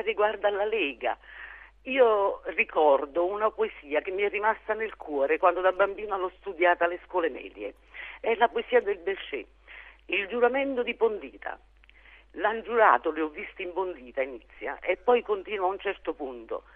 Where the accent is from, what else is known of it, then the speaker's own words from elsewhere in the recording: Southern Italy, Italy; moved away; also born or lived in Giussano / Antwerp; noi meridionali